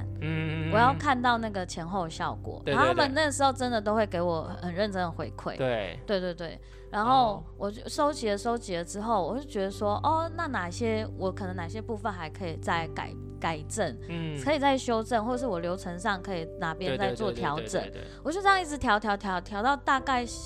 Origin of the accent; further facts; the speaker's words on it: Taitung County, Taiwan; 一开始真的是休息，我还回台东待了好几个月，因为我台东人嘛。